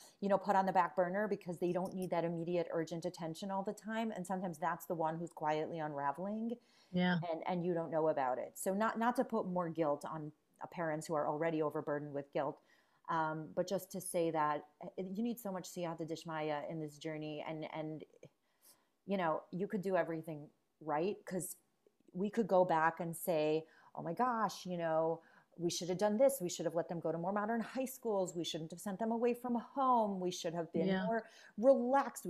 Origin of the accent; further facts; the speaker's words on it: Cleveland, Ohio, United States; also born or lived in Queens, New York, United States / Israel; when my mother got remarried to a man in Cleveland, that's what brought us to Cleveland